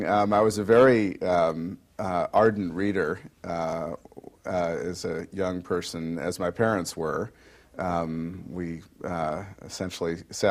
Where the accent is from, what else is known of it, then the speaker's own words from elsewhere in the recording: Utica, New York, United States; Well, I attended in my hometown of Utica, New York, John F. Hughes School, and then Utica Free Academy.